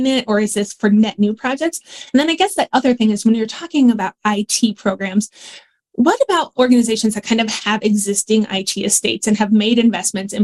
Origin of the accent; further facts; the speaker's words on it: Denver, Colorado, United States; I'm from Denver